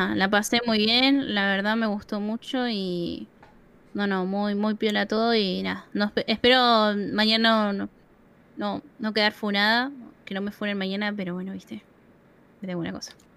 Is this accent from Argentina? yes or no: yes; Argentina; si somos los argentinos